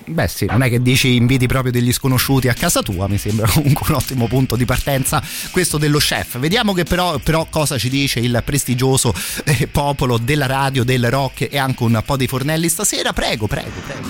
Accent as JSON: {"language": "Italian", "country": "Italy", "said": "noi italiani"}